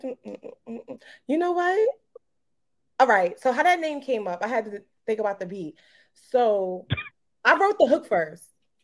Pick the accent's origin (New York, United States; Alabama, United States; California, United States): New York, United States; Brooklyn; I'm from Brooklyn. Definitely from Brooklyn. Kingsborough. Shout out to Kingsborough. Mm. Shout out to Brooklyn. All day. I be repping Brooklyn all the time.